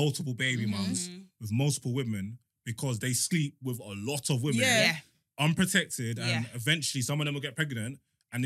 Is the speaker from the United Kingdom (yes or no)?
yes; London, United Kingdom; now in East London, United Kingdom; I live in East. I'm from North West